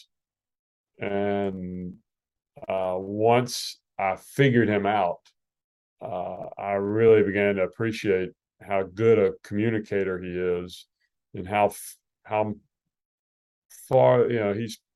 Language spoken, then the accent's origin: English; Alabama, United States; I grew up in Alabama